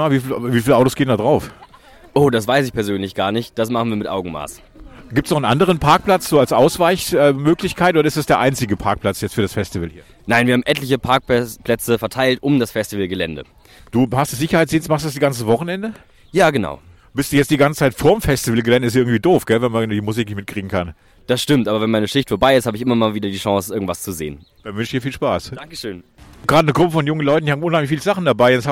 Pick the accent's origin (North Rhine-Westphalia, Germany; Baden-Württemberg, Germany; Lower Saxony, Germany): Baden-Württemberg, Germany; Tübingen; ich komme aus Tübingen, Baden-Württemberg.